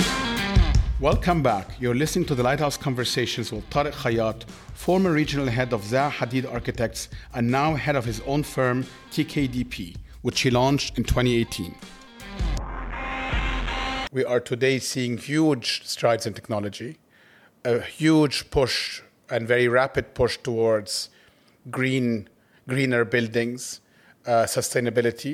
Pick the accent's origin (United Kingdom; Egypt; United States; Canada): Egypt; I grew up in Egypt